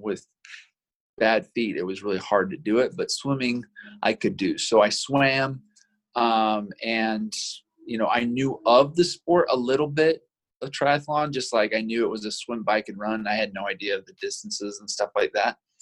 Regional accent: Provo, Utah, United States; also born or lived in Vernal, Utah; I grew up in Provo, so I've been a Utah boy pretty much my whole life

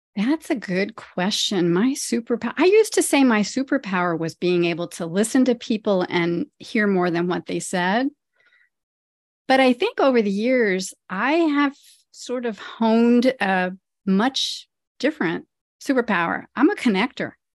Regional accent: Ohio, United States; now in New Jersey, United States; I grew up in Ohio. I grew up on a farm in Ohio, and now I live in the suburbs of New Jersey

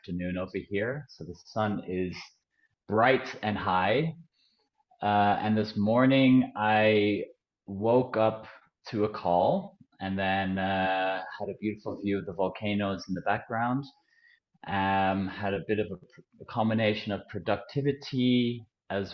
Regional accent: Netherlands; moved away as an adult; I'm from the Netherlands

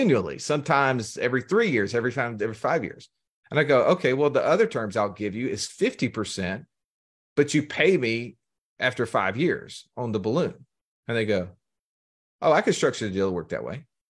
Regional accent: Alabama, United States; I'm from Alabama, have a strange accent

